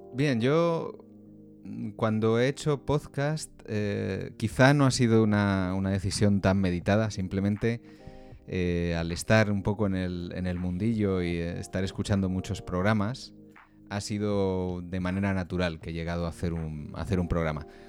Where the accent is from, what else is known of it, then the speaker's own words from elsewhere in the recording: Valladolid, Castile and León, Spain; yo soy de una ciudad pequeña, soy de Valladolid